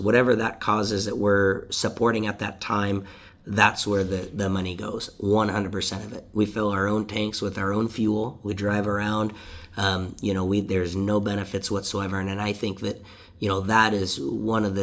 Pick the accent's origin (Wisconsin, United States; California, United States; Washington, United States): Washington, United States; Deming; I'm from the Deming community